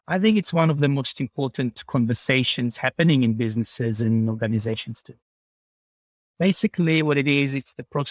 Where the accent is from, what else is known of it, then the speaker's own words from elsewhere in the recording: Israel; moved away as an adult; now in Sydney, Australia; Israel itself, where I was born and raised